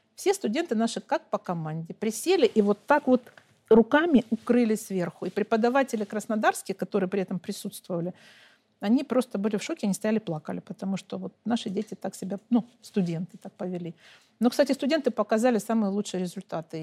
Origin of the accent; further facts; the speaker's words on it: Donetsk, Donetsk Oblast, Ukraine; я сама украинка – выросла, родилась там, выросла там, образование получила, и семью, и все, и всю жизнь там прожила